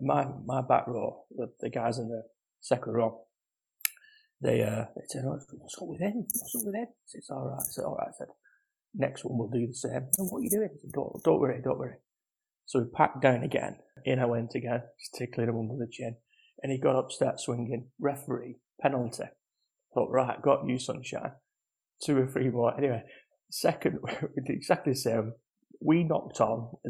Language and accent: English; Wigan, North West England, United Kingdom; I'm from Wigan